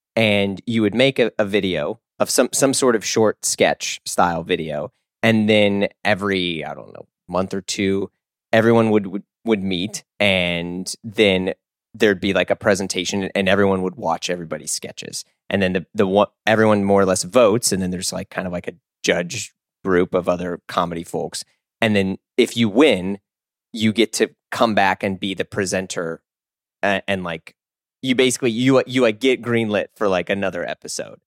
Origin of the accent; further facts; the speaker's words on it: Missouri, United States; moved away as an adult; I grew up not in the South, but everyone thinks Missouri is the South